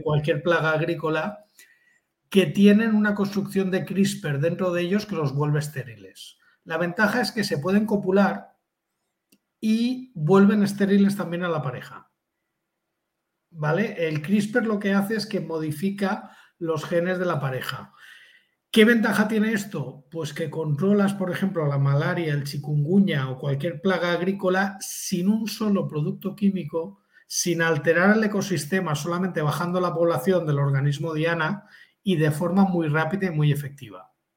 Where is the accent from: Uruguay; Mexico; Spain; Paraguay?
Spain; near Alicante, Valencian Community; el descubridor original es de Alicante, que es muy cerca de donde yo nací